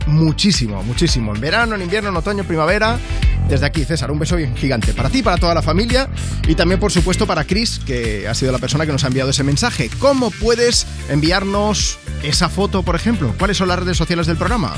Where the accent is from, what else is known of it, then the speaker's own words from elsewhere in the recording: Barcelona, Catalonia, Spain; Yo, yo soy de Barcelona, Barcelona ciudad, y desde que era pequeño tenía suerte porque yo soy de Nou Barris